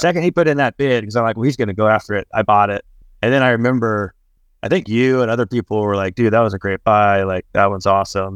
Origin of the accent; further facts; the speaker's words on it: Texas, United States; I grew up in Texas